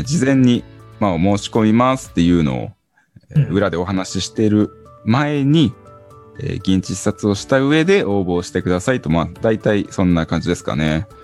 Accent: Hokkaido, Japan; also born or lived in Tokyo; now in Shibata, Japan; 出身は北海道ですが、東京から、え板山の方に移住しまして

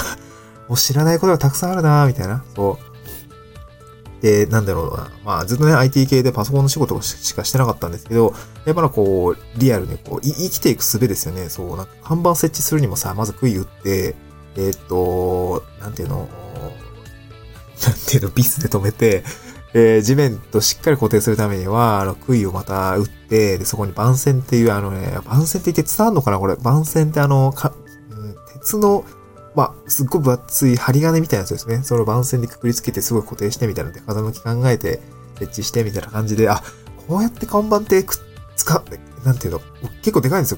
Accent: Niigata, Japan; moved away as an adult; also born or lived in Aomori / Tokyo; now in Awaji Island, Japan; 新潟で生まれて新潟を離れ、えー、青森に行って、青森で4年間学んで

